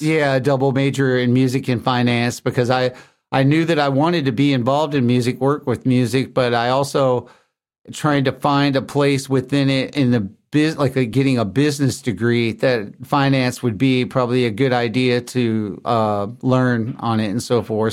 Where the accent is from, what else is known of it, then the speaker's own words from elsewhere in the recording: Lebanon, Tennessee, United States; moved away; also born or lived in Grosse Pointe, Michigan; I grew up in Tennessee in a town called Lebanon.